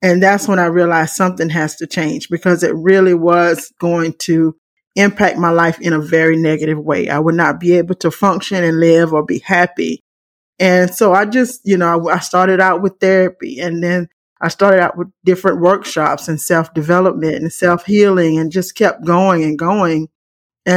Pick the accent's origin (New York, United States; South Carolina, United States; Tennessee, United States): South Carolina, United States; moved away as an adult; also born or lived in Chicago area; now in Chicago, United States; I'm from South Carolina, and I'm now in the Chicago area